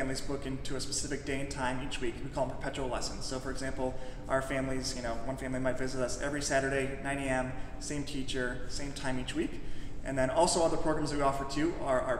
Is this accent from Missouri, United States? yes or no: no; Michigan, United States; moved away; I'm born and raised in Michigan.